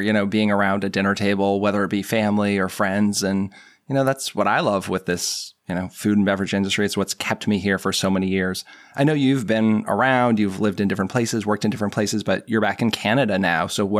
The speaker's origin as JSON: {"language": "English", "region": "Massachusetts", "country": "United States", "tie": "born or raised there", "said": "I have some Irish in me and I grew up outside of Boston."}